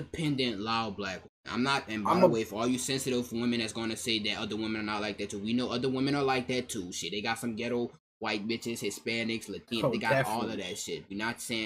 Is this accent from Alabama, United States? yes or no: no; New Orleans, Louisiana, United States; I'm from New Orleans